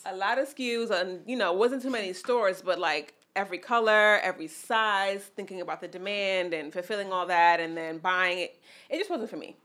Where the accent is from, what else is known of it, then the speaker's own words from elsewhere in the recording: New York City, New York, United States; also born or lived in Mount Vernon; I grew up in the Bronx, but I went to school in different places in Mount Vernon and then high school in the Bronx